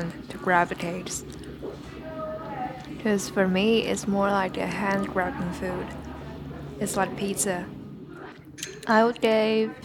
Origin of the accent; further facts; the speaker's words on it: China; moved away as an adult; now in Edmonton, Canada; back in China. I'm not from the province where green onion cake is from